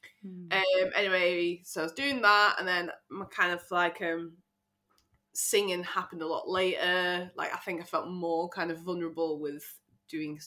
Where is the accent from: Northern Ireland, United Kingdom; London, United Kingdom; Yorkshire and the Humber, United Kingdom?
Yorkshire and the Humber, United Kingdom; Sheffield; I'm from Sheffield, so I live there at the moment